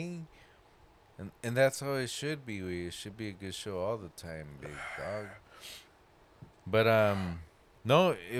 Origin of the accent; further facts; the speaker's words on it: California, United States; I'm from California.